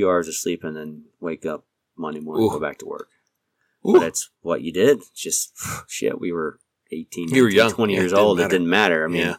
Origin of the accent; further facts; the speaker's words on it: New York, United States; moved away as an adult; also born or lived in Eastern New Mexico; Growing up in New York